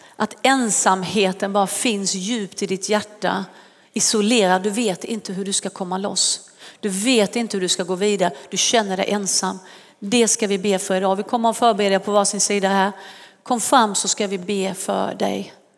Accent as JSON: {"language": "Swedish", "country": "Sweden", "said": "Vissa tror inte att jag är svensk, men det är jag"}